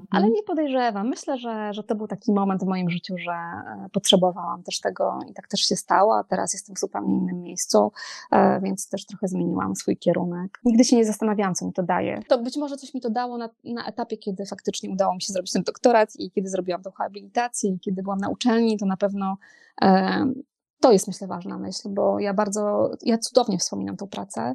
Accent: Poland; ja się wychowałam nad morzem

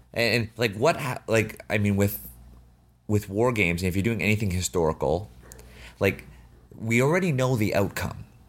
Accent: Canada; also born or lived in China; I was born in Canada

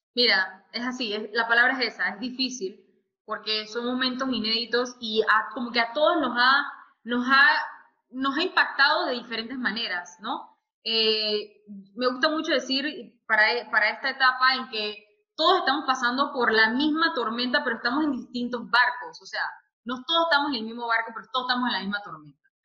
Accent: Panama; moved away as an adult; now in Dubai, United Arab Emirates; soy panameña, pero vivo en Dubái hace ya casi dos años.

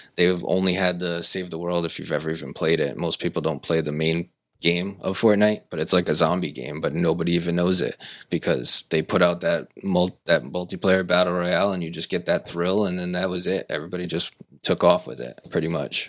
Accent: Seekonk, Massachusetts, United States; also born or lived in Pawtucket; now in Swansea, United States; I grew up in Seekonk pretty much my whole life.

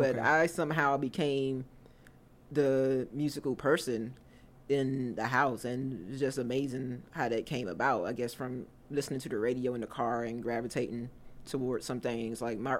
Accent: Washington, District of Columbia, United States; Born and raised in Southeast Washington, D.C.

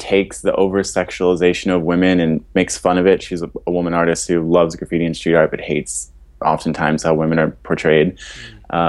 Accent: Philadelphia, Pennsylvania, United States; I was born and raised in Fishtown, so been in Philadelphia my whole life

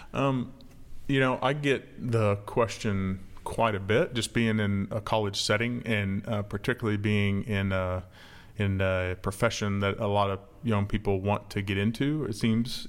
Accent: Manhattan, Kansas, United States; moved away as an adult; also born or lived in Florida / Texas; now in Memphis, United States; I grew up in Manhattan, Kansas, where K-State is

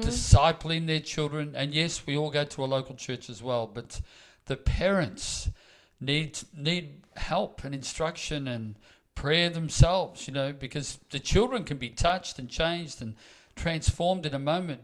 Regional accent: Melbourne, Victoria, Australia; now in Queensland, Australia

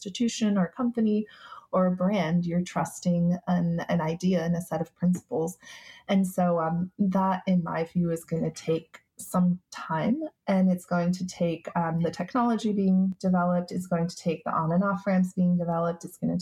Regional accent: Turkey; I'm from Turkey

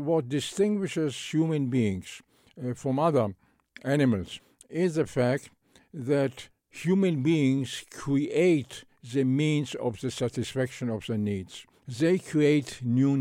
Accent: Israel; I grew up in Palestine, British Palestine, and the young Israel

